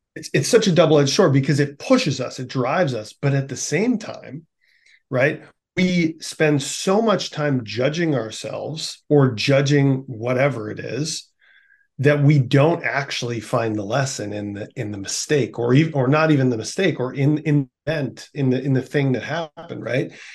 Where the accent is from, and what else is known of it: Winnipeg, Manitoba, Canada; born or raised there